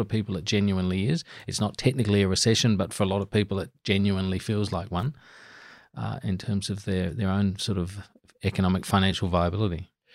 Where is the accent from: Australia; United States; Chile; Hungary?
Australia; Adelaide Hills, South Australia; now in Canberra, Australia; I grew up in wine country in the Adelaide Hills